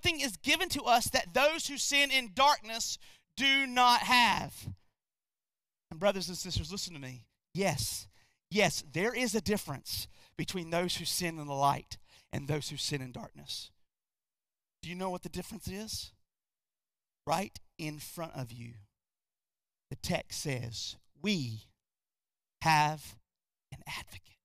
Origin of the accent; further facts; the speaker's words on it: North Carolina, United States; we're from North Carolina.